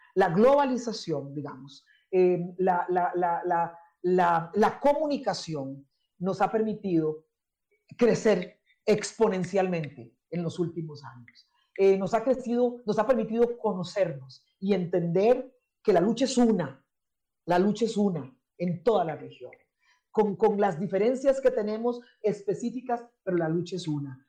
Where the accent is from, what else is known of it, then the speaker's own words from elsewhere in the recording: San José, Costa Rica; first language English; moved away as an adult; also born or lived in Zimbabwe; Yo, yo no nací en Limón, yo nací en San José, crecí en la capital del país